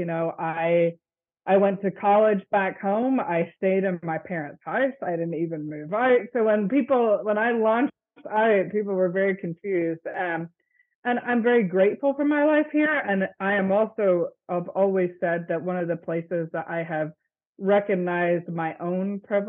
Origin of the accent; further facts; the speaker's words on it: Northern Ireland, United Kingdom; moved away; I grew up in the Presbyterian Church in Ireland, and that was not a possibility for me to even actually be a member of a congregation there.